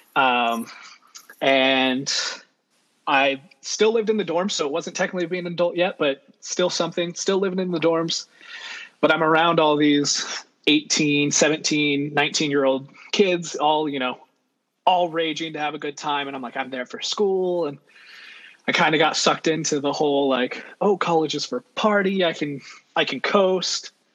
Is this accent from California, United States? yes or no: yes; Central Valley, California, United States; also born or lived in Monterey Bay; I have, like Kayla, been born and raised in the Central Valley, kind of, half and half.